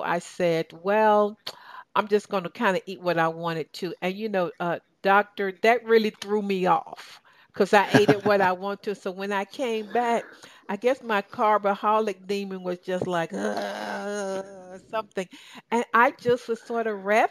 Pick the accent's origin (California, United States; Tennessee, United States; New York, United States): Tennessee, United States; I grew up in Tennessee, as I shared, and I grew up in the country